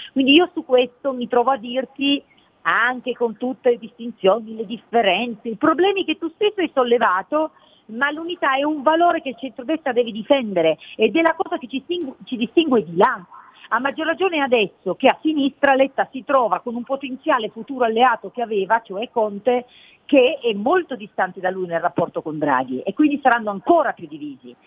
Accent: Cuneo, Piedmont, Italy; now in Milan, Italy; nella città dove sono nata, a Cuneo

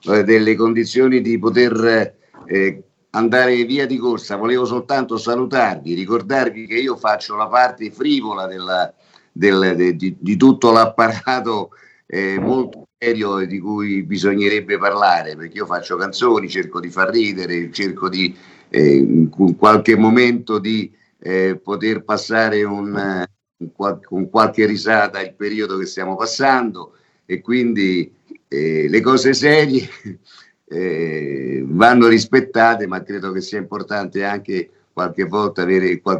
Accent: Rome, Lazio, Italy; Io sono romano, quindi ah, nelle mie composizioni ogni tanto ci metto qualche parolaccia perché noi proprio ce l'abbiamo.

